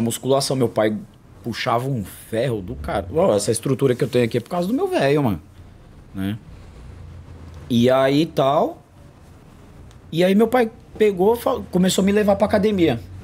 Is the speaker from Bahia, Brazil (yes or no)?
no; São Paulo, Brazil; Eu vim da, da quebrada, nasci na periferia mesmo.